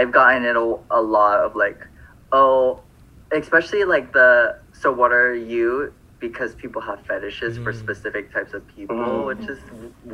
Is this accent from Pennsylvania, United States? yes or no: no; Phoenix, Arizona, United States; I'm from Phoenix